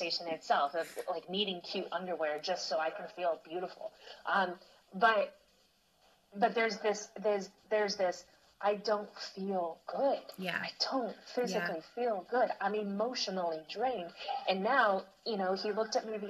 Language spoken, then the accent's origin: English; the South, United States; growing up in the Christian church, it is communicated, especially in the South